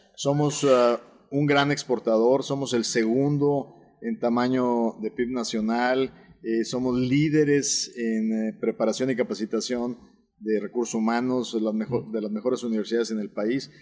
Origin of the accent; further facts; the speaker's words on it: Nuevo León, Mexico; Nosotros somos regios, orgullosamente regios, orgullosamente neoloneses, pero también somos orgullosamente mexicanos